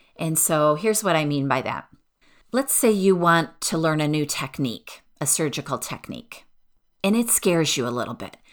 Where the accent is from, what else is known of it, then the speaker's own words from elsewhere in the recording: outside of Detroit, Michigan, United States; I grew up outside of Detroit